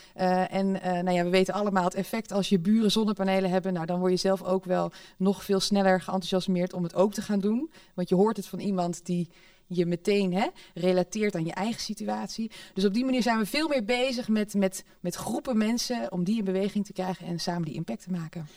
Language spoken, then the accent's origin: Dutch; Netherlands; we zijn zo nuchter als Hollanders